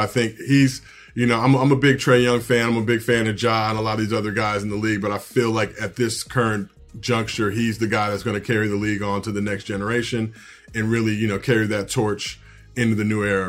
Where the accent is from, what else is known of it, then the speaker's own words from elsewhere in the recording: United States; as American hoopers